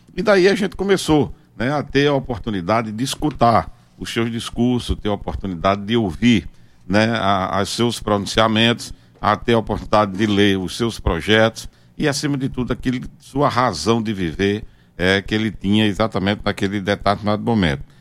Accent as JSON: {"language": "Portuguese", "town": "Sousa", "region": "Paraíba", "country": "Brazil", "tie": "born or raised there", "also_born_or_lived": "João Pessoa / Recife", "said": "terminei retornando exatamente para minha cidade natal, que era Souza"}